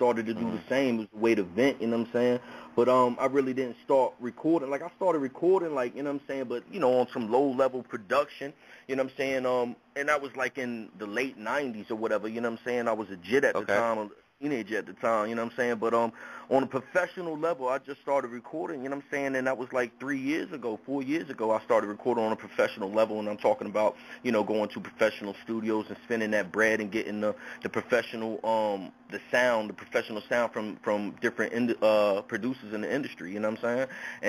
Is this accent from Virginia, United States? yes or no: yes; Newport News, Virginia, United States; I hail from Bad News, Virginia, you know what I'm saying? That's Newport News, Virginia